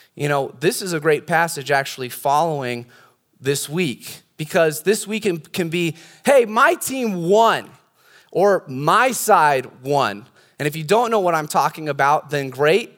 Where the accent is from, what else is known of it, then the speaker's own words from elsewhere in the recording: California, United States; I've got a lot more experience being a Californian